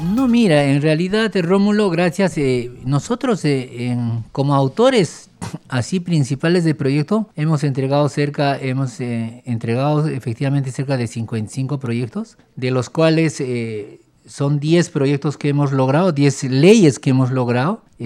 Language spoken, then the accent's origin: Spanish; Cusco, Peru; yo como cusqueño